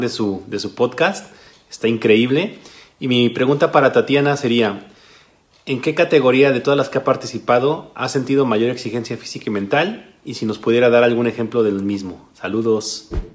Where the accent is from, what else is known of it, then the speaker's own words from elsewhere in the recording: Mexico City, Mexico; moved away as an adult; now in Guadalajara, Mexico; soy originario de la Ciudad de México, pero ya tengo cinco años radicando en Guadalajara